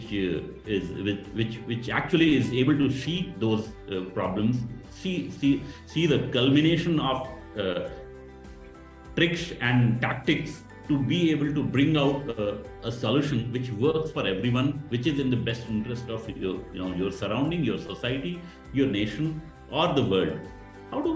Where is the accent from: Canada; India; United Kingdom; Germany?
India; as an Indian